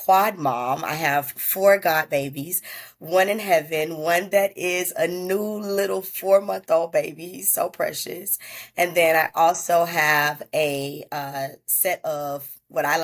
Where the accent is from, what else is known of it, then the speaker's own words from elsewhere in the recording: Tallahassee, Florida, United States; I'm from Tallahassee, Florida